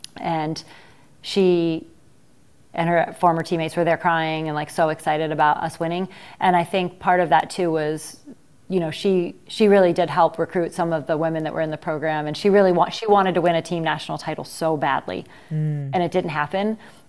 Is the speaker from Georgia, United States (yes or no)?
no; Ohio, United States; You know I'm from Ohio, though.